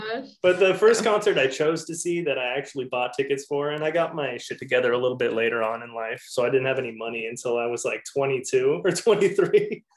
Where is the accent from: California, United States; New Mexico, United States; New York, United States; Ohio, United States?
California, United States; Manhattan Beach; I grew up over in Manhattan Beach area